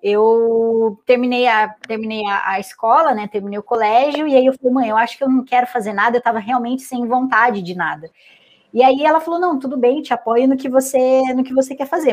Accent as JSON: {"language": "Portuguese", "town": "Santa Bárbara d'Oeste", "region": "São Paulo", "country": "Brazil", "tie": "born or raised there", "also_born_or_lived": "Santos", "said": "vou para minha cidade natal, né? Que daí eu voltei para o interior de São Paulo, para Santa Bárbara"}